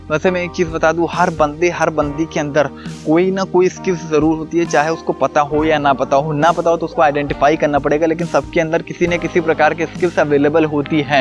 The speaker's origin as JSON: {"language": "Hindi", "town": "Gonda", "region": "Uttar Pradesh", "country": "India", "tie": "born or raised there", "said": "मैं वैसे मेरा होम टाउन गोंडा सिटी से बिलोंग करता है"}